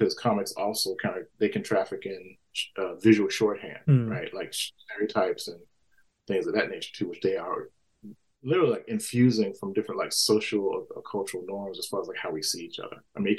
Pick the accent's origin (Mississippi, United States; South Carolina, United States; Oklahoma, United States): Mississippi, United States; I grew up, you know, lower working class, you know, in the country. I grew up in Mississippi, you know, in, you know, post-civil rights era.